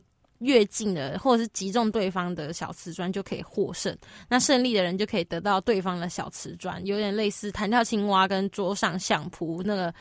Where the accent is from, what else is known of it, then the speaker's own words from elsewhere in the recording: northern Taiwan, Taiwan; 我老老家在北部